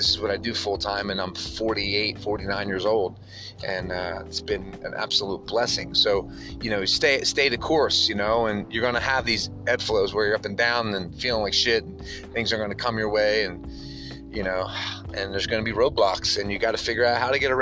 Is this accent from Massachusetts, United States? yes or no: no; New Jersey, United States; moved away; also born or lived in Midwest / West Coast; growing up in South Jersey